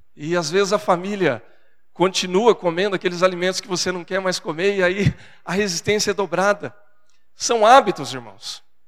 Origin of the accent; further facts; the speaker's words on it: Brazil; accent: caipira; Porque eu sou caipira do interior e na minha casa, no meu lar, a, a gente vem de uma geração de pessoas do interior